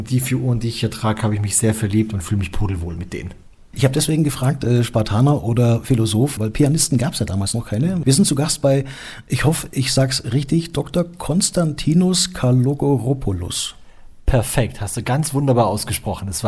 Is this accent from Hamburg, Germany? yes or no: no; Stuttgart, Baden-Württemberg, Germany; also born or lived in England; also ich bin in Deutschland geboren, in Stuttgart und da bin ich aufgewachsen